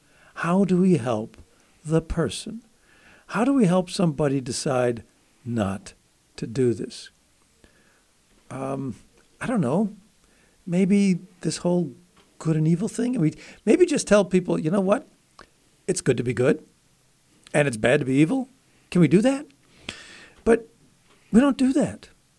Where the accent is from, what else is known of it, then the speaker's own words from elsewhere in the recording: Buffalo, New York, United States; nearby Buffalo, my hometown, actually.